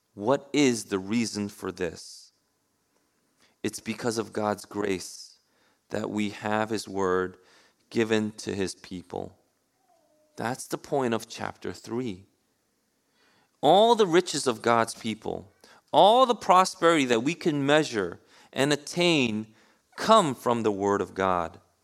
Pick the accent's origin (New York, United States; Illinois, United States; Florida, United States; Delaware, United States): New York, United States; New York City; I grew up in New York City